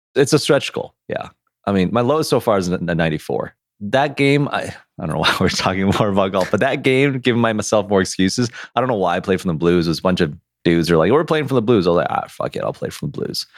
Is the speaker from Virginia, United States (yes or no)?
no; Detroit, Michigan, United States; we're from Detroit